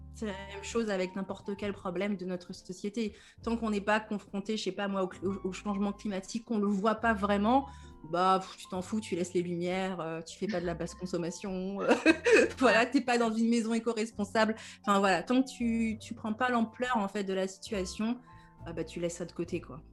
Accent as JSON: {"language": "French", "region": "Normandy", "country": "France", "said": "je suis une congolaise normande, comme je dis"}